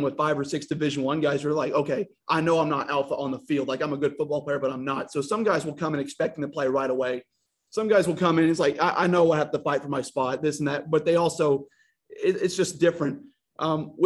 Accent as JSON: {"language": "English", "town": "North Little Rock", "region": "Arkansas", "country": "United States", "said": "I come from North Rock High School"}